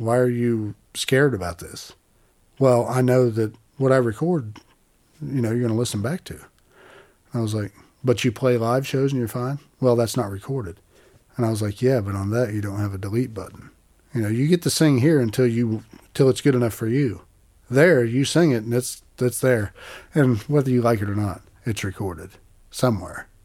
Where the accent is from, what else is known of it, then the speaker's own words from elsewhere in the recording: Appalachia, United States; I'm from Appalachia.